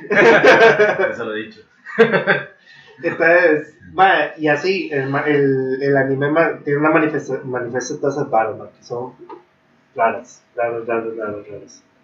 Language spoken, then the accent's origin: Spanish; Japan; Spanish is a second language; eso lo aprendí, yo soy japonés, entonces.